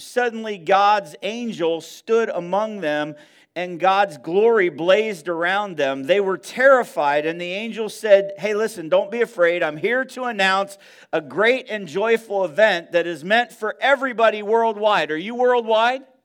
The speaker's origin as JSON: {"language": "English", "region": "Northeast", "country": "United States", "moved": "yes", "said": "I'm from the Northeast"}